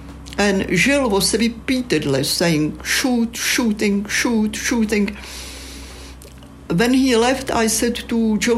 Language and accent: English; Czechia; first language Czech; English is a second language; moved away as an adult; now in United Kingdom; Well, in Czech, in my native language